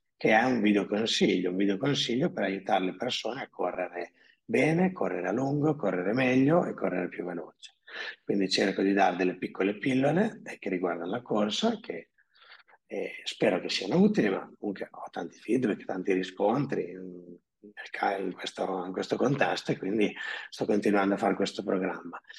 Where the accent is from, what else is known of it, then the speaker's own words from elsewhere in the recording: Emilia-Romagna, Italy; also born or lived in Predappio; abito a Predappe, sono romagnolo